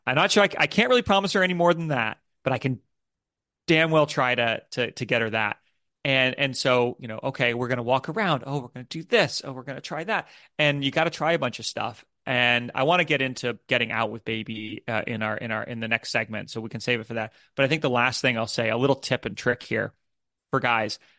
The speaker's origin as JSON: {"language": "English", "country": "United States", "moved": "yes", "lives_now": "United Kingdom", "said": "I'm an American who lives in the U K"}